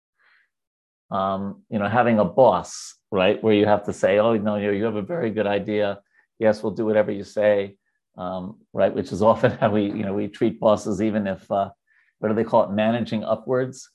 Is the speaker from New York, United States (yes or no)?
yes; New York, United States; I'm a Jew from New York